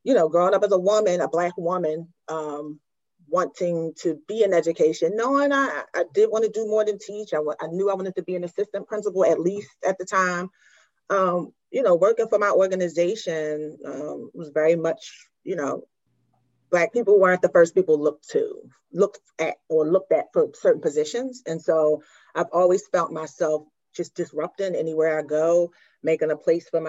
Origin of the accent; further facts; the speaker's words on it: Philadelphia, Pennsylvania, United States; I am from born and raised in South Philadelphia